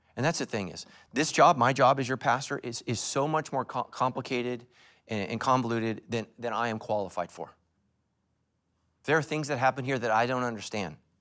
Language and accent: English; United States; as American Christians